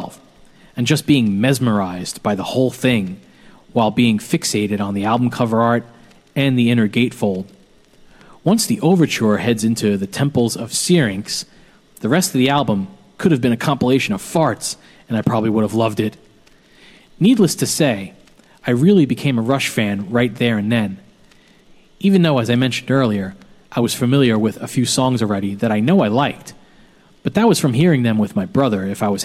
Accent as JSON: {"language": "English", "town": "New York City", "region": "New York", "country": "United States", "tie": "born or raised there", "said": "our house where I grew up in Bensonhurst, Brooklyn"}